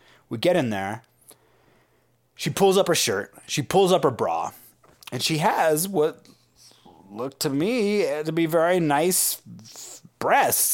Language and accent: English; San Francisco, California, United States; I grew up in San Francisco